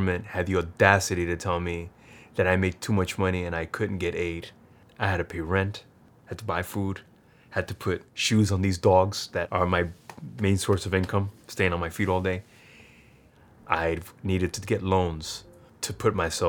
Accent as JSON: {"language": "English", "town": "New York City", "region": "New York", "country": "United States", "tie": "born or raised there", "also_born_or_lived": "South Bronx, New York", "said": "We moved to Corona, Queens"}